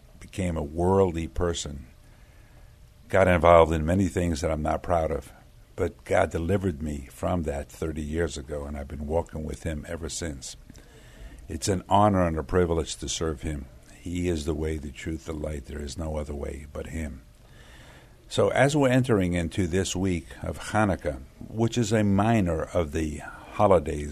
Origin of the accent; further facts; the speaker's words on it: New York City, New York, United States; I was born in Brooklyn, New York